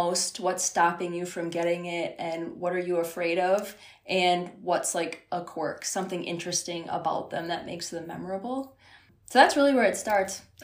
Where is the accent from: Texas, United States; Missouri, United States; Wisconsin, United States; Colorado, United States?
Wisconsin, United States; northern; now in southern Wisconsin, United States; I'm actually from like a really small town up north